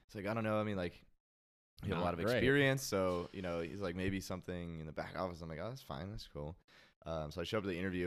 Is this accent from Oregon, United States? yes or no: yes; Portland, Oregon, United States; moved away; I'm from Portland